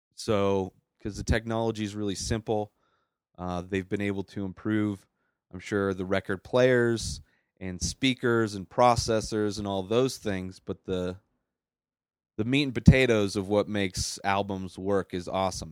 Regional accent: Bermuda Dunes, California, United States; moved away as an adult; now in Colorado, United States; I grew up in California

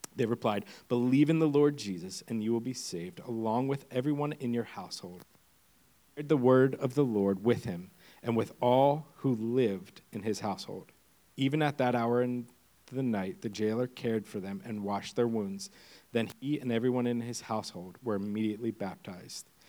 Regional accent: Pennsylvania, United States; moved away as an adult; now in Windham, Maine, United States; I come from the second greatest state uh, PA, or Pennsylvania

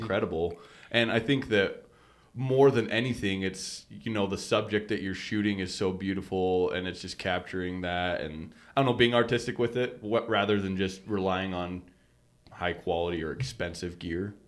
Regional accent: Sugar City, Idaho, United States; We all grew up in Sugar City.

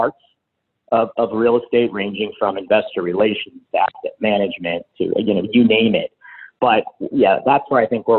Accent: Palo Alto, California, United States; now in San Francisco, United States; grew up in Palo Alto, down there, now living in San Francisco

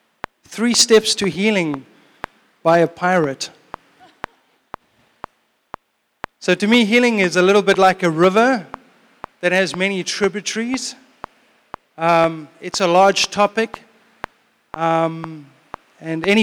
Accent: South Africa; moved away; I grew up in South Africa in the 70s and 80s. And 90s.

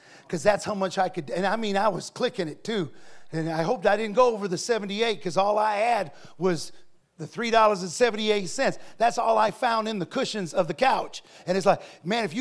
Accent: Ohio, United States; I come from Ohio where they have grain silos

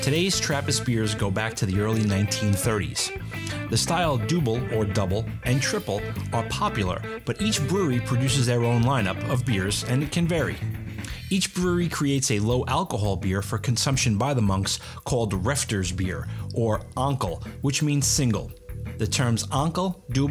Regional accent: New York City, New York, United States; I grew up on Staten Island

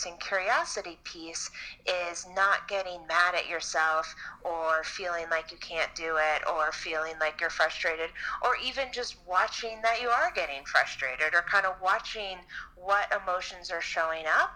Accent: Chappaqua, New York, United States; I grew up in Chappaqua, New York

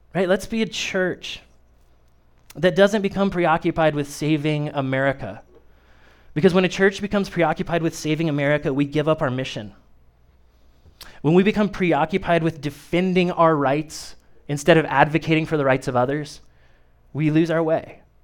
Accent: Kokomo, Indiana, United States; moved away as an adult; now in Peru, United States; I was born and raised in Kokomo, and it's not that far away, but trust me, it's not Peru.

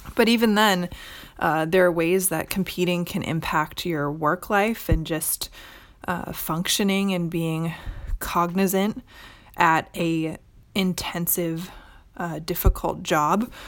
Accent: Midwest, United States; now in Orange County, California, United States; I currently live in Orange County, California, although I am originally from the Midwest.

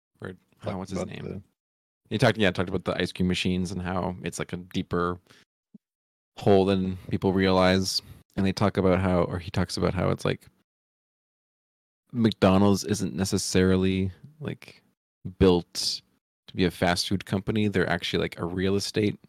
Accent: Canada; we're Canadian

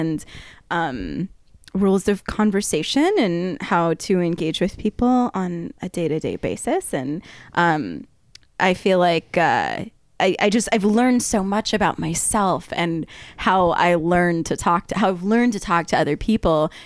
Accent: Arizona, United States; moved away as an adult; now in Oregon, United States; I'm from Arizona.

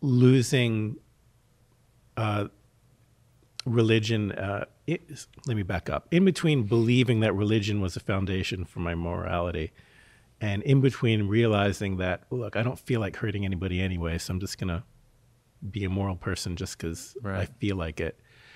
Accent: Philadelphia, Pennsylvania, United States; I grew up in Philadelphia.

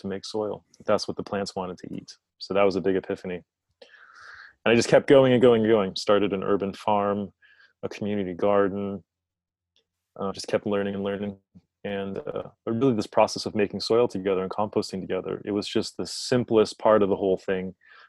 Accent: North Carolina, United States; also born or lived in Hawaii / New York; This was in the Southeast. The southeastern United States, or the South, as other people might know it around the world, North Carolina.

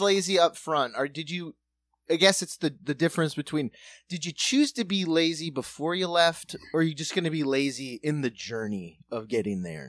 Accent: South Dakota, United States; moved away; We grew up in South Dakota, still urban area

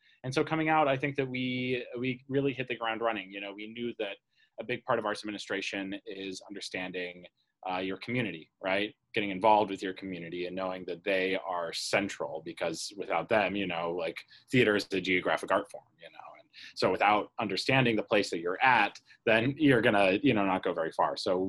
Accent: Atlanta, Georgia, United States; moved away as an adult; now in Chicago, United States; I'm the managing director. I'm originally from Atlanta, the Atlanta area, and I moved up to Illinois to go to grad school, which is the same story for Dan. To Northern Illinois University, where we got our MFAs in acting.

